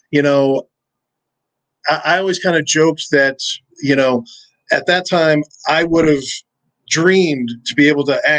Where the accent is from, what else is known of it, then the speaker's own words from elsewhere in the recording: Wisconsin, United States; Uh, I grew up in Wisconsin. I'm not really from anywhere. I moved around a whole bunch when I was a kid, so um, I'm not really necessarily from anywhere. But that's kind of where I spent most time. It's where I went to high school